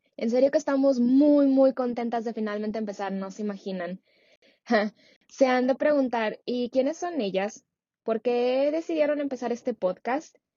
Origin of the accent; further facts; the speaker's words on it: Saltillo, Coahuila, Mexico; moved away as an adult; now in San Francisco, United States; nací y crecí en México, en Saltillo, pero como les comenté, actualmente vivo en San Francisco.